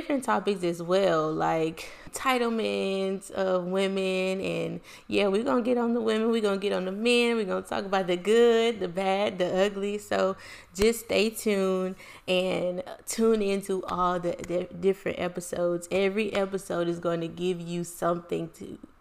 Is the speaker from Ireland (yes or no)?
no; Lake Charles, Louisiana, United States; I was born and raised in Lake Charles, Louisiana